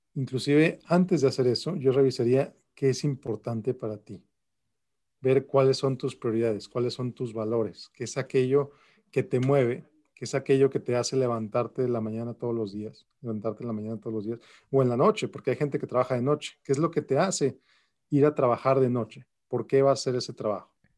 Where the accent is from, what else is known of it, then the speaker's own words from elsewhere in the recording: Mexico City, Mexico; moved away as an adult; also born or lived in Querétaro, Mexico; now in El Paso, United States; Yo nací en la Ciudad de México. Eh, ahí nací, luego viví en Querétaro, también en México y vivo en El Paso, Texas desde hace aproximadamente 13 años